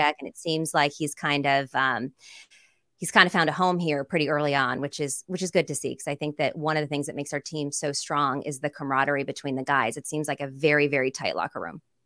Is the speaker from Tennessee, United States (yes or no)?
no; San Jose, California, United States; moved away as an adult; also born or lived in Los Angeles; I'm from the Bay Area. I'm from San Jose. Grew up a huge forty-niners fan.